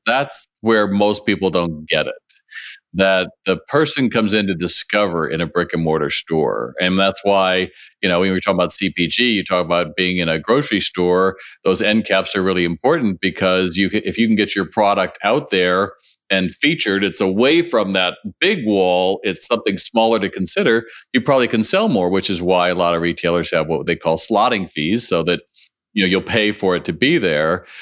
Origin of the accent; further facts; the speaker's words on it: Los Angeles, California, United States; I grew up in Los Angeles